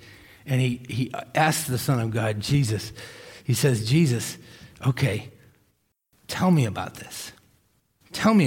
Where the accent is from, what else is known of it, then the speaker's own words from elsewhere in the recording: Millis, Massachusetts, United States; I was in Hurricane Gloria when I was growing up on the East Coast in Millis, Massachusetts.